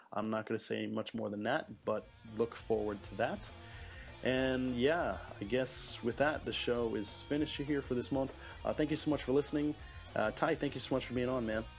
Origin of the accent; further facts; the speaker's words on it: Illinois, United States; moved away as an adult; now in Japan; I'm from Illinois, so I got to see a lot of, you know, Cub games, Cardinal games